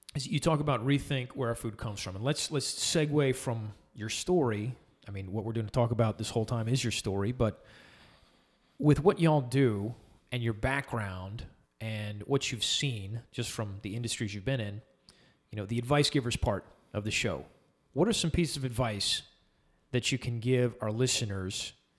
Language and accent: English; Summerville, South Carolina, United States; moved away as an adult; also born or lived in El Paso; I grew up in Somerville, but I moved out to El Paso